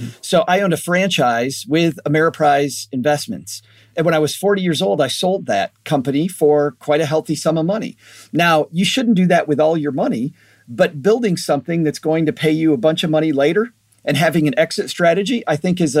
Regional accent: Michigan, United States; Western Michigan.

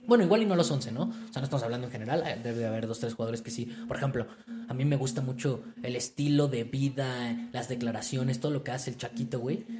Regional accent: Mexico; yo como mexicano

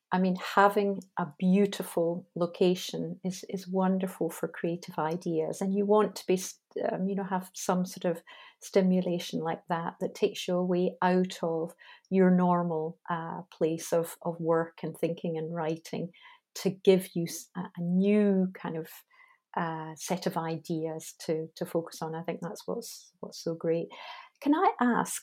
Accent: Scotland, United Kingdom; I'm Scottish.

